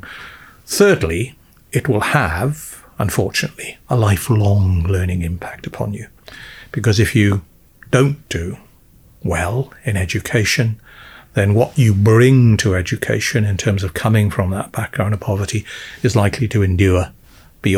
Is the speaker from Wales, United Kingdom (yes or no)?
yes; South Wales Valleys, United Kingdom; I'm from the South Wales Valleys.